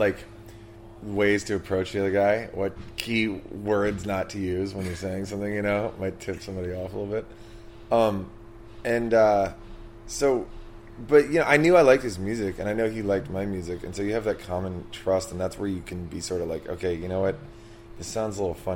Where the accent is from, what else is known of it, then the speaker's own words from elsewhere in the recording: Washington, District of Columbia, United States; We're both from Washington, D.C.